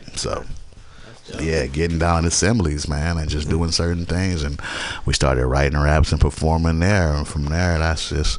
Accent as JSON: {"language": "English", "town": "Berkeley", "region": "California", "country": "United States", "tie": "born or raised there", "also_born_or_lived": "Georgetown, Guyana", "said": "I'm from Guyana, South America. You know what I'm saying? And I was raised in Berkeley. Most of my life I have lived in different places, but the Bay is where I'm from, what I know."}